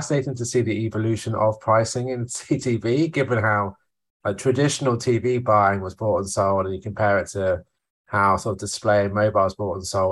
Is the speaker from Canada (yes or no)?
no; United Kingdom; now in New Jersey, United States; I'm a British person based in New Jersey now